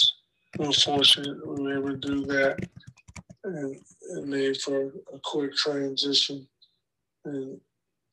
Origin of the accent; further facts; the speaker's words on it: New Orleans, Louisiana, United States; moved away as an adult; I'm from New Orleans, brought me closer to Louisiana, back home